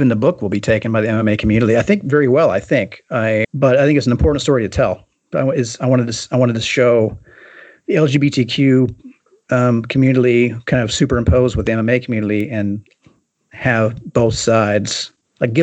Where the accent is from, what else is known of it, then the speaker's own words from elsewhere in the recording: Kentucky, United States; moved away; I grew up in Kentucky